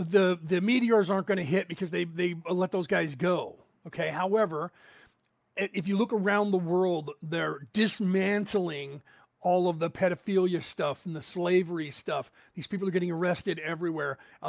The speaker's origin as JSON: {"language": "English", "country": "Ireland", "said": "I'm Irish, and we like that sort of thing."}